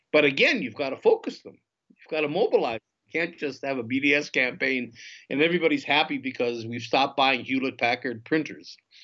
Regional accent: Israel; I say I'm an Israeli, and that's what I'm expecting from the Israeli public

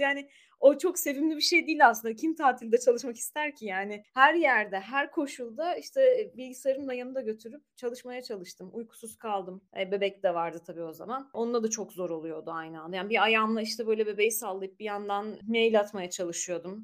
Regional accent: Marmaris, Muğla, Turkey; moved away as an adult; also born or lived in Istanbul; now in Ankara, Turkey; Marmaris'te büyüdüm ben.

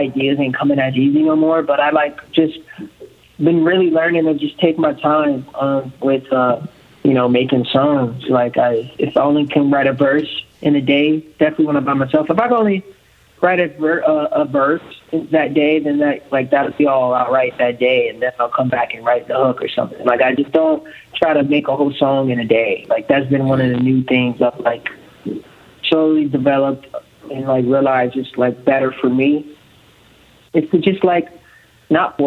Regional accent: Compton, California, United States; I'm from Compton, California

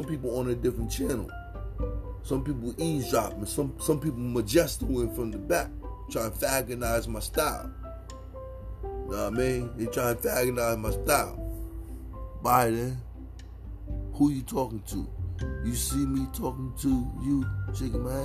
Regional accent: Connecticut, United States; Connecticut is my hometown

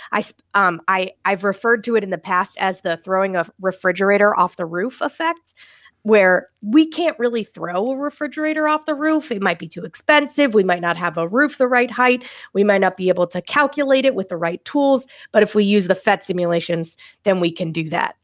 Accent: Maine, United States; moved away as an adult; now in Massachusetts, United States; I'm originally from Maine

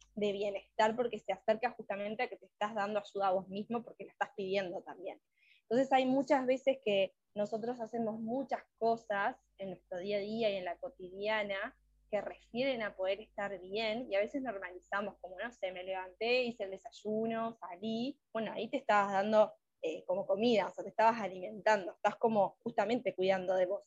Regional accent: Uruguay; soy de Uruguay

